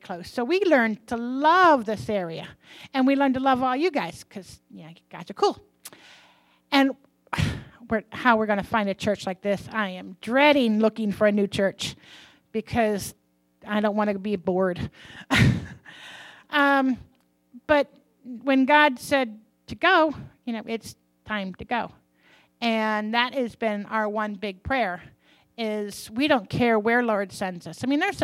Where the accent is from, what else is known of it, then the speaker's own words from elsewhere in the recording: United States; I'm an American.